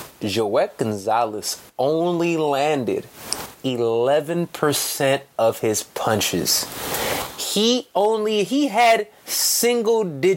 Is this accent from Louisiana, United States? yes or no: no; Chicago, Illinois, United States; I'm from Chicago